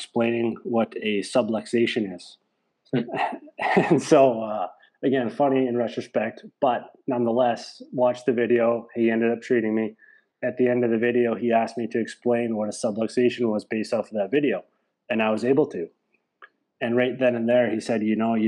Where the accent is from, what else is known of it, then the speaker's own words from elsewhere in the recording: Saskatoon, Saskatchewan, Canada; moved away as an adult; also born or lived in Portland, Oregon; now in Tempe, United States; undergrad was in Saskatoon, my hometown, University of Saskatchewan